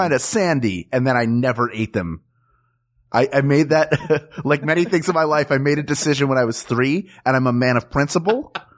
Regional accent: Philadelphia, Pennsylvania, United States; I'm from Philadelphia

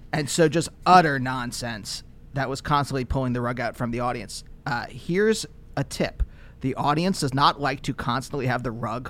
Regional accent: Reading, Pennsylvania, United States; born or raised there; moved away

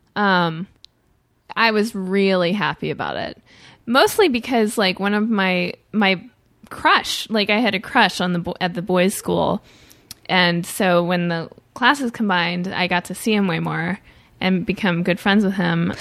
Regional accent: St. Louis, Missouri, United States; Missouri, but I grew up in a wealthy area

